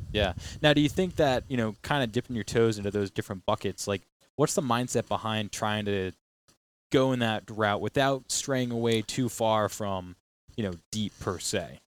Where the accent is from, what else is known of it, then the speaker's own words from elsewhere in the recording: Matunuck, Rhode Island, United States; I grew up down on Matuna Kea off of, um, Park Ave.